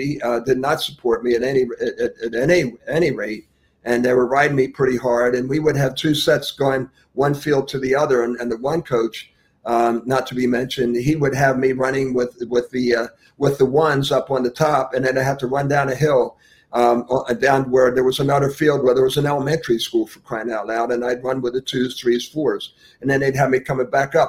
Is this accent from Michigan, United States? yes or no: no; Philadelphia, Pennsylvania, United States; now in Jupiter, United States; growing up in Philadelphia